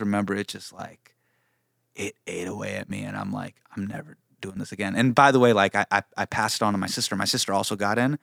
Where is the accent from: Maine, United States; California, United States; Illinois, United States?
California, United States; Davis; when I was in high school, right, I grew up in Davis.